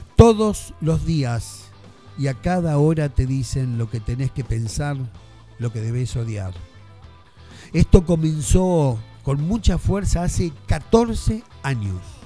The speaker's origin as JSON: {"language": "Spanish", "country": "Argentina", "said": "somos argentinos"}